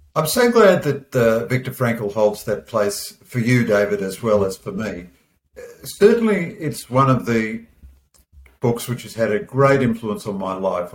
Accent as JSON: {"language": "English", "country": "Australia", "said": "as an Aussie bloke"}